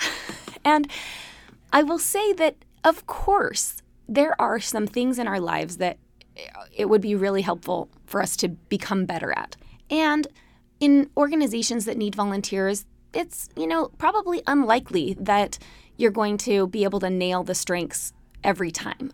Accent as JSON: {"language": "English", "town": "Salt Lake City", "region": "Utah", "country": "United States", "tie": "born or raised there", "said": "I grew up in Salt Lake City, Utah, in a city surrounded by mountains."}